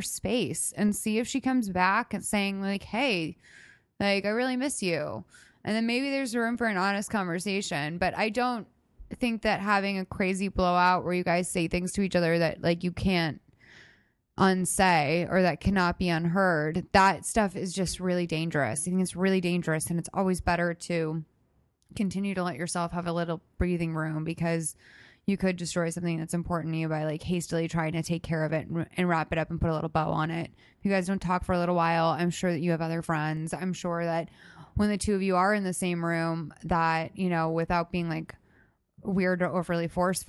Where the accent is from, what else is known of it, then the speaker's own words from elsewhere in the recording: United States; I like a little bit of money. I'm American.